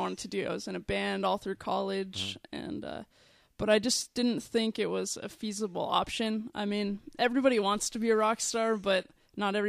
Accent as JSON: {"language": "English", "area": "San Fernando Valley", "region": "California", "country": "United States", "tie": "born or raised there", "said": "I grew up in the valley."}